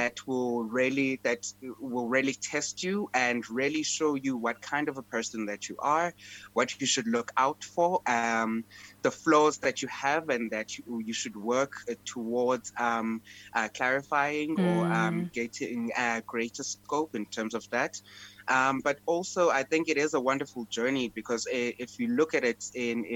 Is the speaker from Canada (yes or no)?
no; Queenstown, Eastern Cape, South Africa; moved away as an adult; also born or lived in Johannesburg; I hail from Queenstown in the Eastern Cape. I was born and bred there.